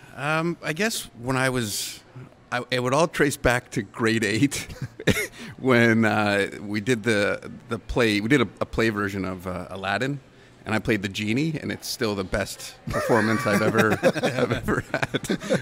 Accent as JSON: {"language": "English", "country": "Canada", "said": "being a Canadian actor"}